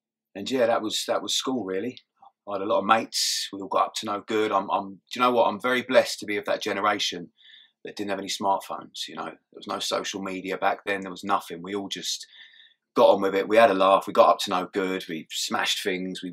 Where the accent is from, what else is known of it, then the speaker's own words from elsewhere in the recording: Kent, South East England, United Kingdom; I grew up in Kent.